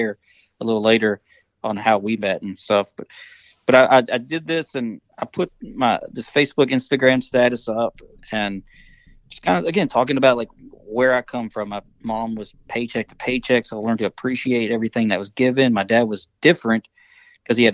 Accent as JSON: {"language": "English", "region": "Kentucky", "country": "United States", "tie": "born or raised there", "also_born_or_lived": "Virginia", "said": "he was living in Virginia where I was born because he worked at Fort Lee for the defense commissary agencies. And, so once I moved away from there, my mom and I come back to Kentucky. We lived here until right through my freshman year in high school"}